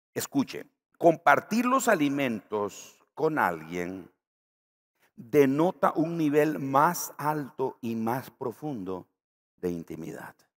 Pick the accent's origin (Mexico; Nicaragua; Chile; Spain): Nicaragua; Yo estoy pensando en la tortilla aquí de mi tierra